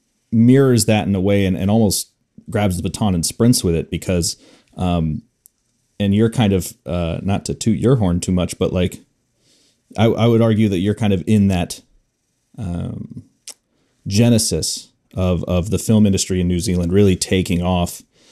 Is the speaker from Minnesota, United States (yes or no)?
no; Bay Area, California, United States; I'm from the Bay Area of California